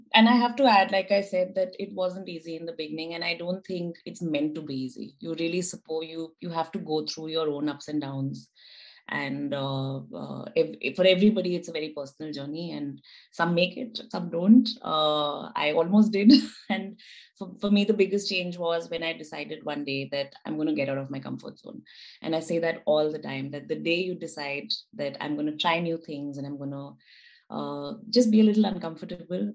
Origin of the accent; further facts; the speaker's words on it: Delhi, India; moved away as an adult; now in Helsingborg, Sweden; I come from Delhi, which is what, 30 million people?